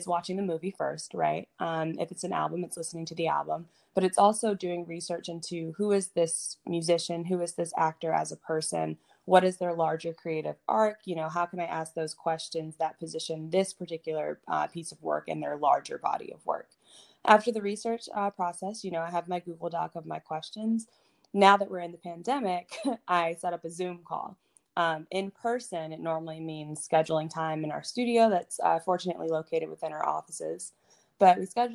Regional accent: Atlanta, Georgia, United States; moved away as an adult; now in New York, United States; I'm living in New York now, but I grew up in Atlanta

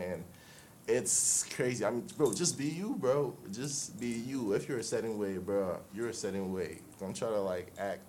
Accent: Ghana; also born or lived in Osu, Accra; I'm Ghanaian

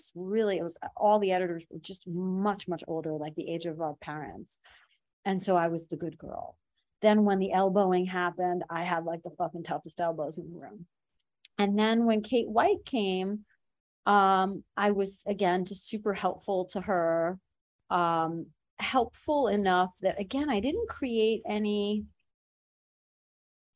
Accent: Iran; moved away; I'm from Iran

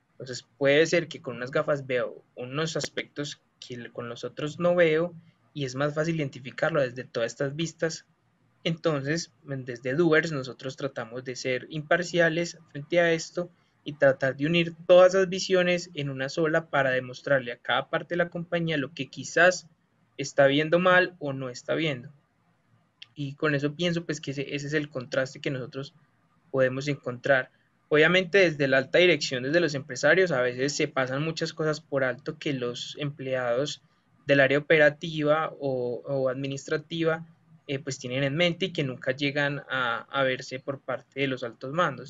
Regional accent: Colombia; nosotros los que somos estudiantes de Colombia

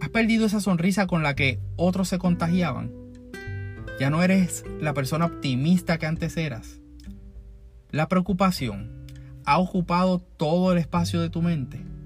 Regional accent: Puerto Rico; todos como puertorriqueños

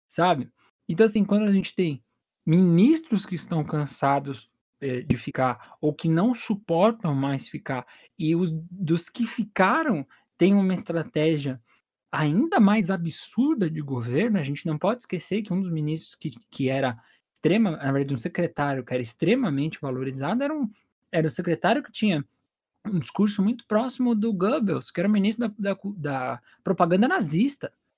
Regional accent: Brazil; enquanto brasileiro

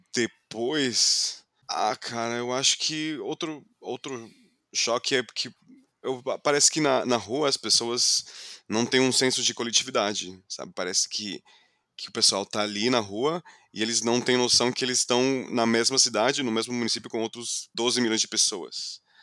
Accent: Fort Lauderdale, Florida, United States; Portuguese is a second language; moved away as an adult; now in São Paulo, Brazil; Eu nasci, cresci do lado da praia

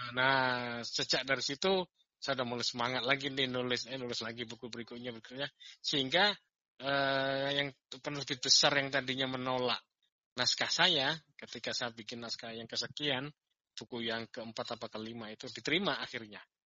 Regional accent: Malang, East Java, Indonesia; moved away as an adult; saya lahir besar di Kota Malang ya. Kemudian saya merantau itu tepatnya di tahun seribu sembilan ratus sembilan puluh tujuh akhir

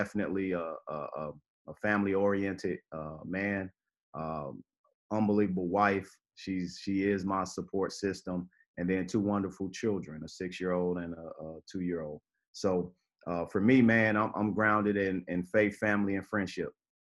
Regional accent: Chicago, Illinois, United States; I was born and raised in Chicago.

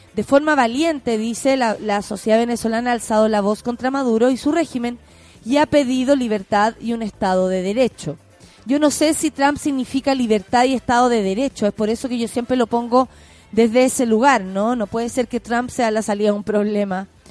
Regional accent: Chile; como chilenos, chilenas

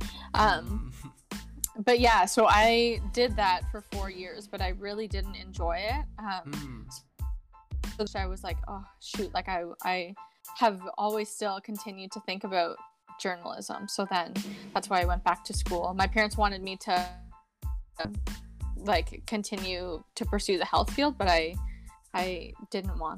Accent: Toronto, Ontario, Canada; I'm from Canada, like in Toronto area.

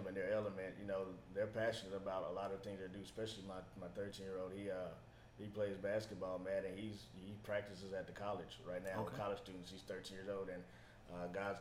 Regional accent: Ennis, Texas, United States; also born or lived in Arlington, Texas; I'm from Ennis. Grew up there, graduated from high school there

